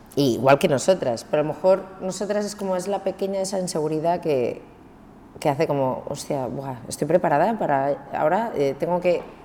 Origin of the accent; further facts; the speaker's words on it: Cambrils, Catalonia, Spain; also born or lived in Barcelona; que soy de Barcelona, mm. que vengo de Cambrils